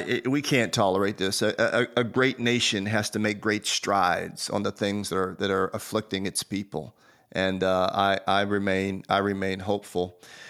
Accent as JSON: {"language": "English", "country": "United States", "said": "I am an American, and proudly so, and a person of faith."}